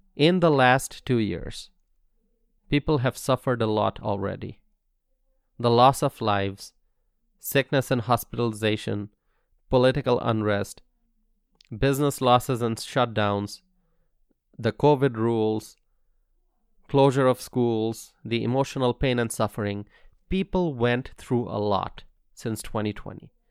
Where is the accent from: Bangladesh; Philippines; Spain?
Bangladesh; now in Wisconsin, United States; In Bangladesh, where I'm originally from